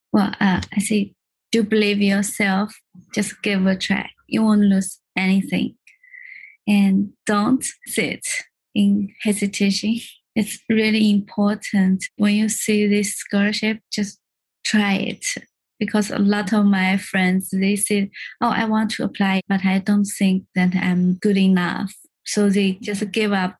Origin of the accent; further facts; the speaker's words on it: China; moved away as an adult; now in London, United Kingdom; I came from China.